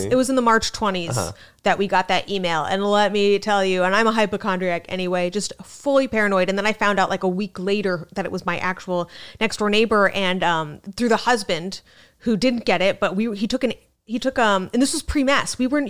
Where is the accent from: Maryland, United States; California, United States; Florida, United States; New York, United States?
New York, United States; New York City; I don't know how you know I'm from New York City, but.